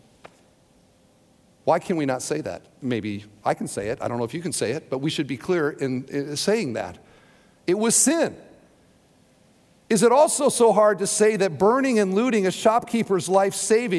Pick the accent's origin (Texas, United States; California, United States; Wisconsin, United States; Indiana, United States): Indiana, United States; Hoosier; I am a Christian before I'm a Hoosier